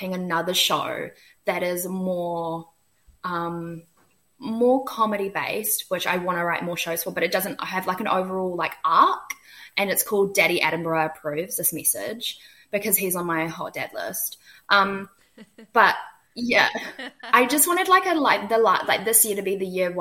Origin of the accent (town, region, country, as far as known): New Zealand